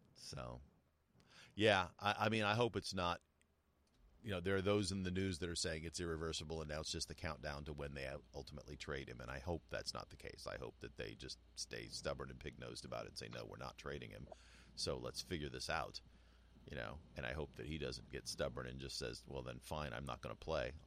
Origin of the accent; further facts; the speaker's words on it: United States; also born or lived in New Mexico / Southern California; I grew up in in New Mexico and Southern California